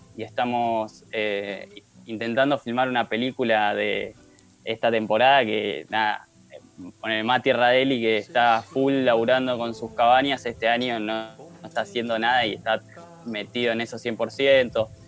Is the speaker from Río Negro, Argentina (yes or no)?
yes; Bariloche, Río Negro, Argentina; soy nacido en Bariloche